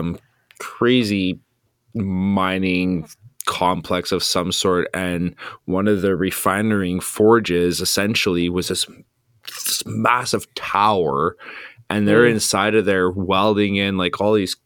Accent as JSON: {"language": "English", "town": "Flin Flon", "region": "Manitoba", "country": "Canada", "tie": "born or raised there", "said": "I grew up in Flin Flon"}